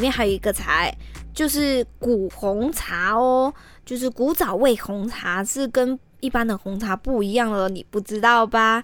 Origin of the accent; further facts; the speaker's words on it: Malaysia; moved away as an adult; now in Taiwan; 我来自马来西亚的嘛。那自己一个独自过来台湾留学